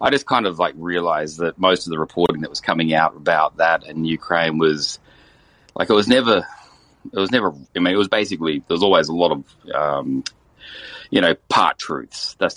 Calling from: Australia; I'm actually calling from Australia.

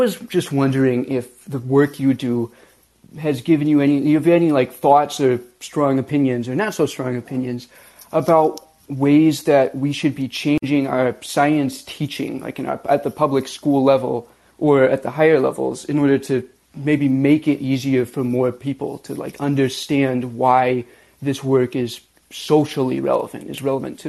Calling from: Philadelphia, Pennsylvania, United States; Good afternoon, everybody. I'm calling from Philadelphia, Pennsylvania.

